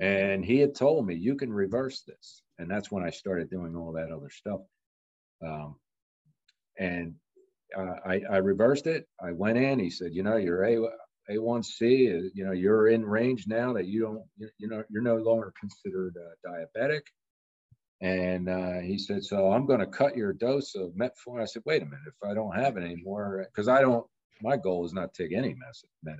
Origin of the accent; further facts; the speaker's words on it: Bucks County, Pennsylvania, United States; also born or lived in Montgomery County, Pennsylvania; Bucks County, which I grew up in Pennsylvania, mm. and I lived in Montgomery County